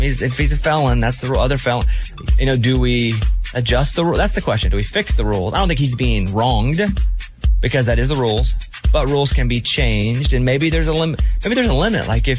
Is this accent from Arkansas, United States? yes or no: yes; Arkansas, United States; because I'm from Arkansas, I'm from very rural Arkansas.